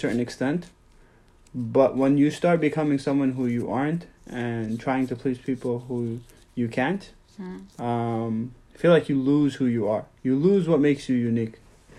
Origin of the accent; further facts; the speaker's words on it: New York, United States; growing up in New York in the late 90s and 2000s